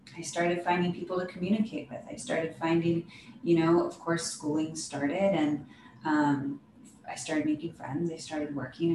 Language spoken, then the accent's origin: English; Oregon, United States; I thought I was going to leave my hometown in Oregon